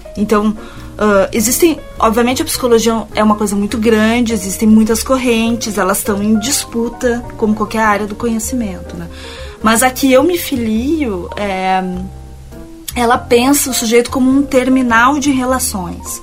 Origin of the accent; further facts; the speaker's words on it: Porto Alegre, Rio Grande do Sul, Brazil; moved away as an adult; also born or lived in Rio de Janeiro / Paris; a minha cidade natal